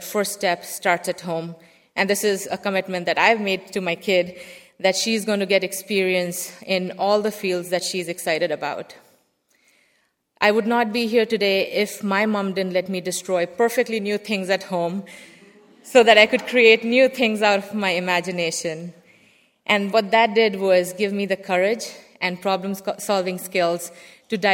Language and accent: English; India; moved away; I grew up in India where there was a very heavy focus on science and math